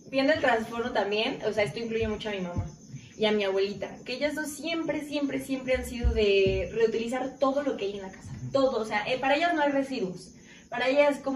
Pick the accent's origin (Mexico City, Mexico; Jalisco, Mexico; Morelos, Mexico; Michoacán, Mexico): Jalisco, Mexico; Lagos de Moreno; moved away as an adult; now in Aguascalientes, Mexico; estaba aquí en Aguascalientes. Y dije, pues qué mejor, pues cerca de mi familia, soy de Lagos de Moreno